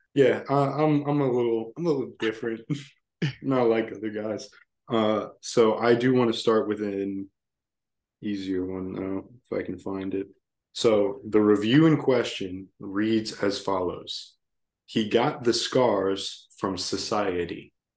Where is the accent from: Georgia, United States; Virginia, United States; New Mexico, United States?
Virginia, United States; I'm from Virginia